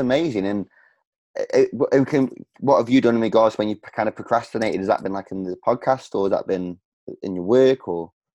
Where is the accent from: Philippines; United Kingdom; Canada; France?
United Kingdom; Stoke-on-Trent, West Midlands; my hometown of Stoke on Trent